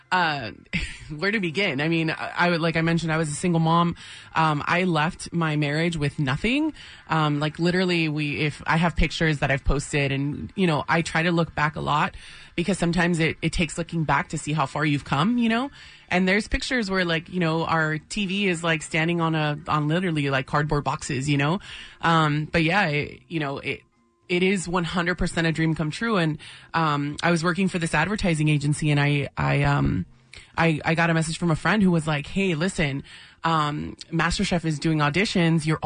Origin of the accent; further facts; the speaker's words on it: National City, California, United States; Yeah, yeah, literally at Paradise Valley Hospital.